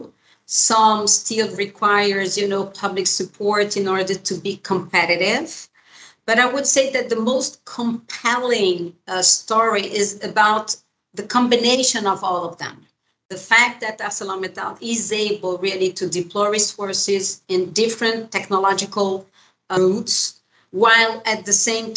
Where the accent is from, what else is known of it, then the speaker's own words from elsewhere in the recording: Brazil; in Brazil, my home country